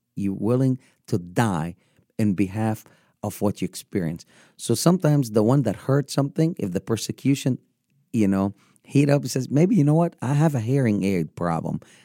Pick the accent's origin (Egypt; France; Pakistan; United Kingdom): Egypt; Upper Egypt; moved away as an adult; born and raised in Egypt, born in, in the southern part of Egypt